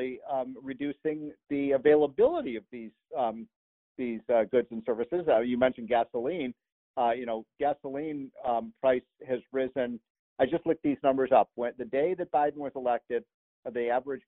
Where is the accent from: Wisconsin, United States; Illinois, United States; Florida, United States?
Illinois, United States; Chicago; I grew up in Chicago